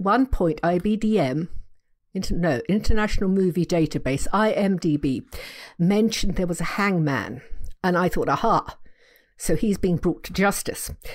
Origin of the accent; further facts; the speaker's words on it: England, United Kingdom; I'm English